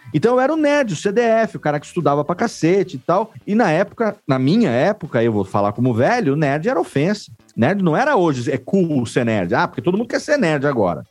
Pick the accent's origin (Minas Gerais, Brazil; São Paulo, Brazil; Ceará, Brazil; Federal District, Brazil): São Paulo, Brazil; interior of; eu sou do interior aqui de São Paulo